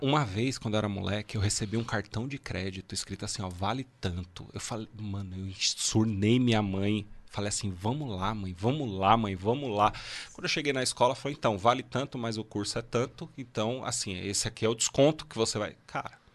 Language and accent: Portuguese; Guarulhos, São Paulo, Brazil; eu nasci em Guarulhos